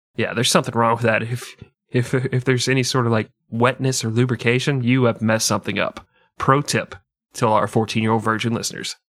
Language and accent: English; United States; I'm American and arrogant